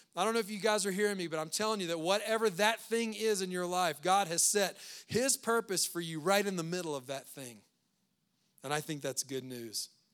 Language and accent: English; Louisiana, United States; now in Loveland, United States; We're from Louisiana